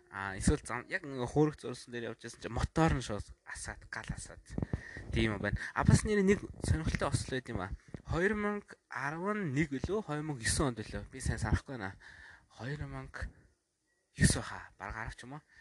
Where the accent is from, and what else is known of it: Mongolia